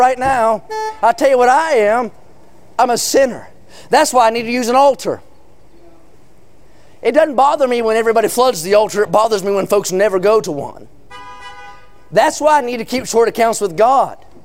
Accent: California, United States; I'm a Californian, though I don't fit in well with the populace

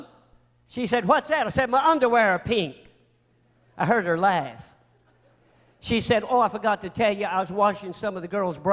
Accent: North Carolina, United States; I'm from North Carolina

